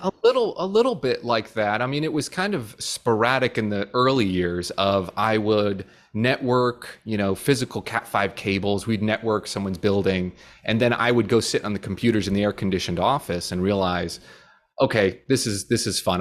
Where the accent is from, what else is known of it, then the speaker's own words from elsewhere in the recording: New Jersey, United States; moved away as an adult; now in Florida, United States; we grew up in New Jersey